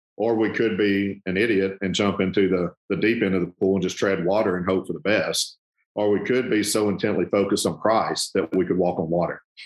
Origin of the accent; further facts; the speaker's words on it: South Arkansas, United States; moved away as an adult; now in Memphis, United States; I grew up in South Arkansas. And uh, we've been in Memphis now 21 years